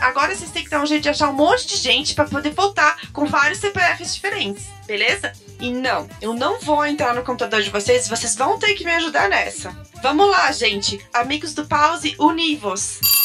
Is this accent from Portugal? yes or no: no; Belgium; moved away; quando eu era pequena na Bélgica, tinha orcas no zoológico da Bélgica. E a minha escola levou a gente pra ir ver as orcas